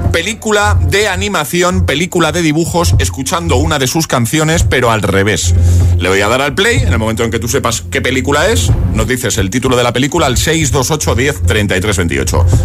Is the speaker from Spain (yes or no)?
yes; Valdemoro, Community of Madrid, Spain; de Valdemoro.